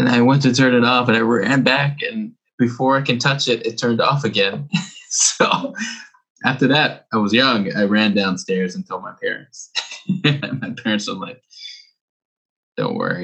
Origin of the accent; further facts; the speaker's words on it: New York City, New York, United States; also born or lived in Arizona; now in Tokyo, Japan; I was born in Brooklyn.